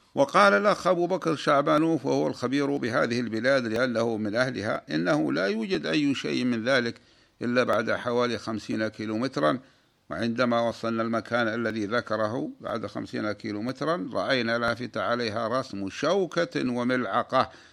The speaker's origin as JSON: {"language": "Arabic", "country": "Saudi Arabia", "said": "بلادنا المملكة العربية السعودية"}